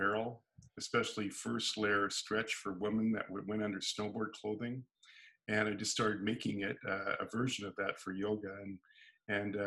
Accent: San Diego, California, United States; now in Canada; I was originally from California, San Diego, and living in Canada

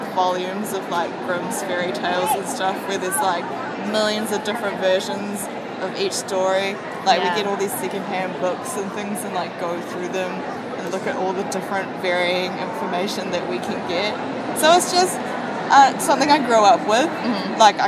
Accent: New Zealand; I am from New Zealand

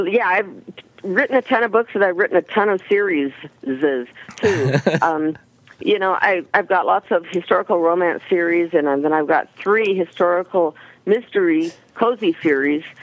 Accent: Pasadena, California, United States; moved away as an adult; also born or lived in Maine; now in Roswell, United States; I lived in Pasadena my whole entire life. Well, no. I spent my first 4 years in Maine, but I was born in Pasadena

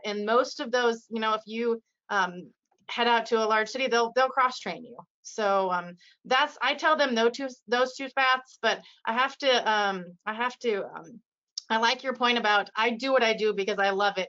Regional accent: Iowa, United States; I'm from Iowa, I'm um, born and raised here

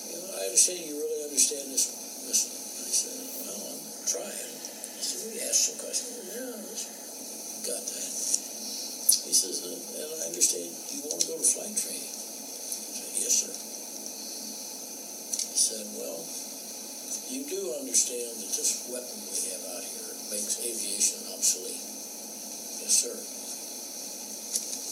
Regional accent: Alabama, United States; moved away as an adult; I came up from Alabama

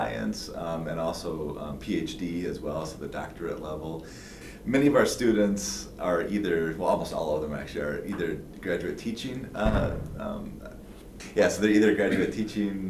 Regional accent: Lake Geneva, Wisconsin, United States; moved away as an adult; also born or lived in Madison, Wisconsin; now in Kansas, United States; I'm originally from Wisconsin

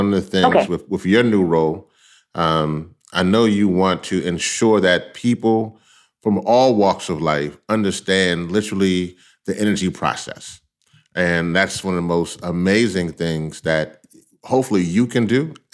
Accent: Louisiana, United States; moved away; I'm originally from Louisiana

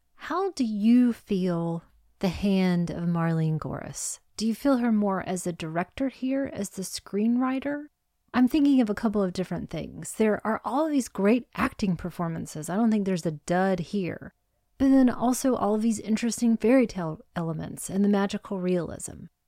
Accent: United States; I'm an American.

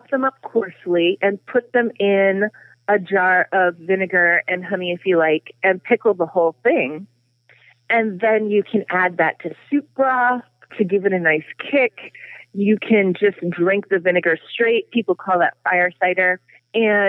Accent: Texas, United States; I grew up in Texas

